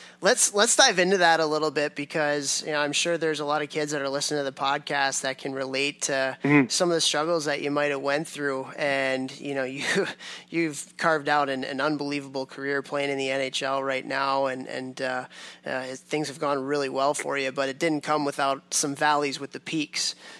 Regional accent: Chicago, Illinois, United States; I grew up in Chicago

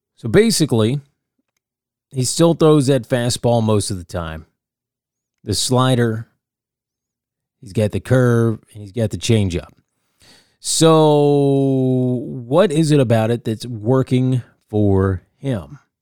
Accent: Nashville, Tennessee, United States; I live here in Nashville

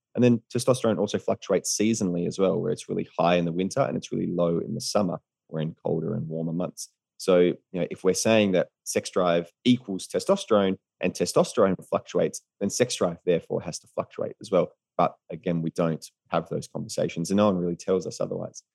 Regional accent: Australia; moved away as an adult; also born or lived in United States; as an Australian in America

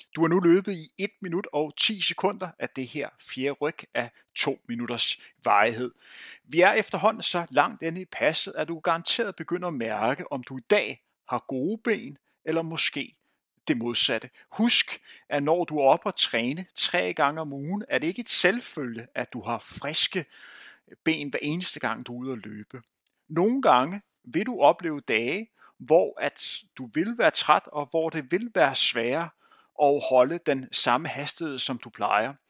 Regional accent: Bagsværd, Capital Region of Denmark, Denmark; jeg voksede op i Bagsø

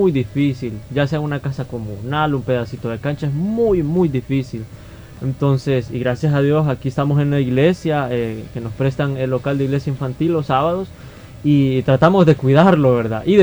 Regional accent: Soyapango, San Salvador, El Salvador; yo he nacido y crecido en Soyapango, entonces el ministerio nace acá en Soyapango

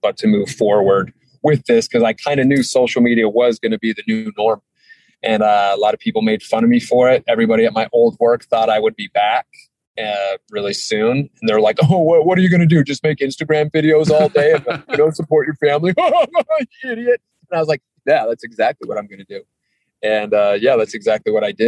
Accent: Hailey, Idaho, United States; also born or lived in Sun Valley, Idaho; now in Utah, United States; I grew up in Idaho. So I was born in Sun Valley, Idaho, grew up outside of Haley

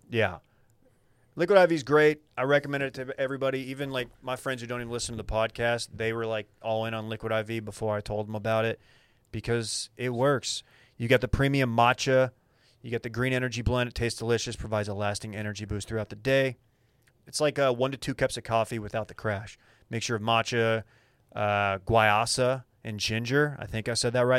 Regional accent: Dallas, Texas, United States; I'm from Dallas.

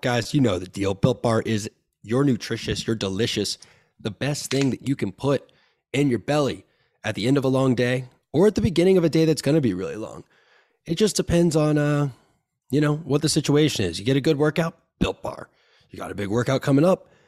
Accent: Tallahassee, Florida, United States; I grew up in Tallahassee.

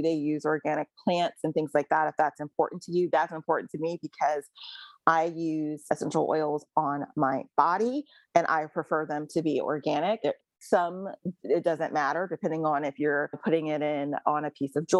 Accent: Jamaica; from being a Jamaican girl growing up in a household full of plants and herbs

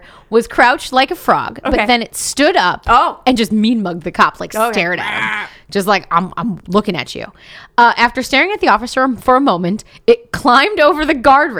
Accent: Wisconsin, United States; I grew up in Wisconsin

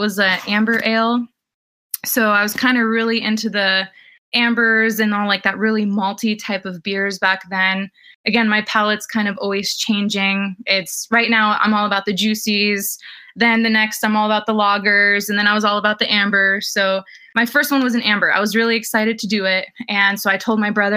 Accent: New Jersey, United States; moved away as an adult; now in California, United States; I'm living out here in California right now, and I originally grew up in New Jersey. So growing up in New Jersey, came out to California for college

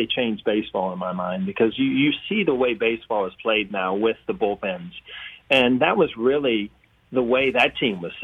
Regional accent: Midwest, United States; I grew up in the Midwest

